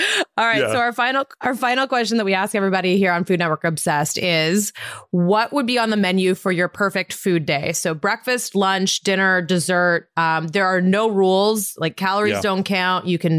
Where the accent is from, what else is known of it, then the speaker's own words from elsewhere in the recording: Montana, United States; Well, I'm from Montana originally.